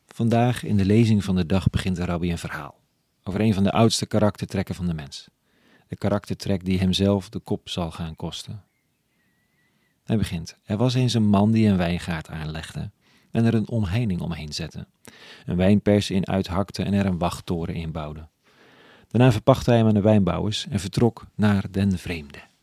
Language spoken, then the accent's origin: Dutch; Amsterdam, North Holland, Netherlands